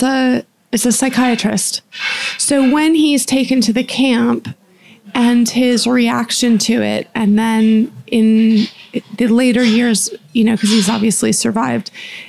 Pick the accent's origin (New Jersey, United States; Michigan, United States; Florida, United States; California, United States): Florida, United States; Boca Raton; when I was in high school and, you know, growing up in Florida near Boca Raton